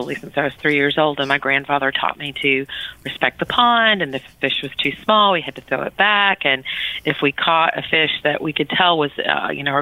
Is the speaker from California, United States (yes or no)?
no; Georgia, United States; moved away as an adult; also born or lived in Louisiana / Europe / England / New England; I was born in Georgia, grew up in Louisiana, and then back to Georgia basically for high school